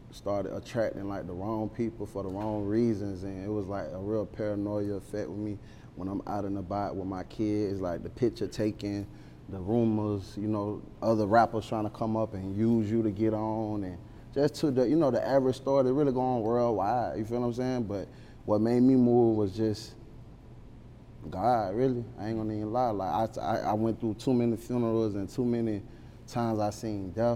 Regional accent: Riviera Beach, Florida, United States; I'm really from Riviera Beach. That's a part of Palm Beach County, but it's not West Palm Beach.

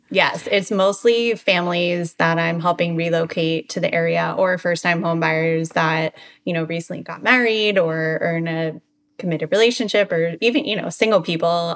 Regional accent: Baltimore, Maryland, United States; moved away as an adult; now in Boca Raton, United States; I'm originally from Baltimore, Maryland.

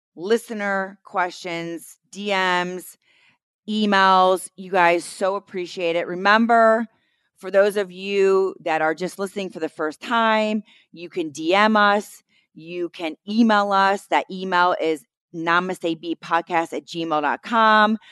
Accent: New York City, New York, United States; I'm from Staten Island

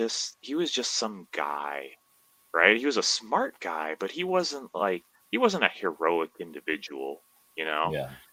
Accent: Belize; moved away as an adult; also born or lived in Southern Illinois, United States; now in Taiwan; So I was born in Southern Illinois. Right. And my family moved to Belize when I was pretty young.

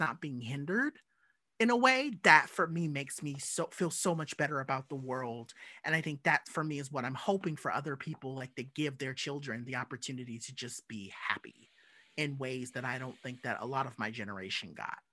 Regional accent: Southern California, United States; as a little black kid growing up in SoCal

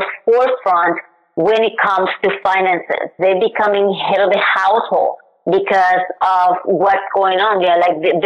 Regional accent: Puerto Rico; now in United States; I am originally from Puerto Rico

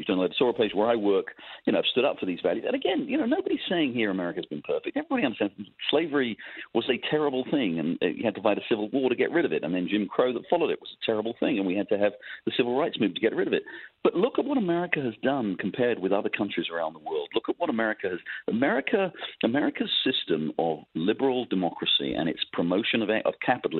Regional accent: England, United Kingdom; moved away; You could tell from my voice, I'm an immigrant. I came here from England. I, you know, love this country.

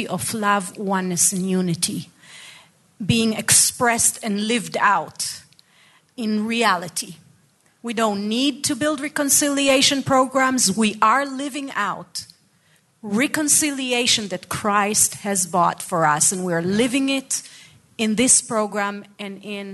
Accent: Haifa, Haifa District, Israel; I was born in Haifa. I was raised in Haifa, beautiful city.

